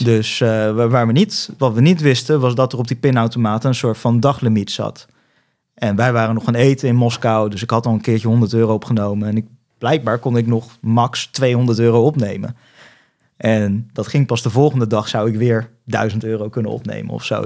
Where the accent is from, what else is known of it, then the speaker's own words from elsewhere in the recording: Netherlands; accent: Dutch; mijn Nederlands accent